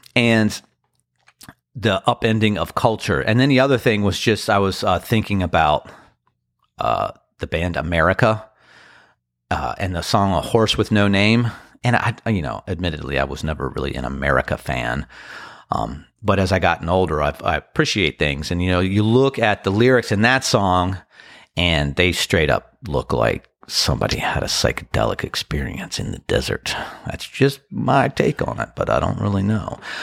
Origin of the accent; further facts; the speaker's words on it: Annapolis, Maryland, United States; also born or lived in Washington, D.C. / Crofton, Maryland; Washington, D C, Annapolis, Crofton, Maryland. Those are my hometown